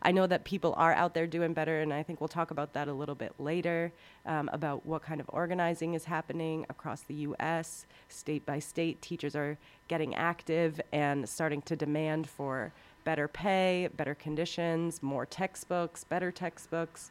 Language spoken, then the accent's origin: English; Waterbury, Connecticut, United States; I was working in my hometown in Waterbury, Connecticut